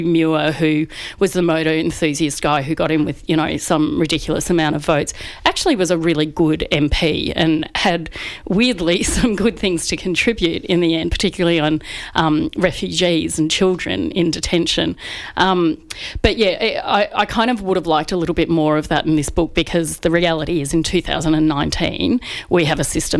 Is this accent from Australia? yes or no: yes; Australia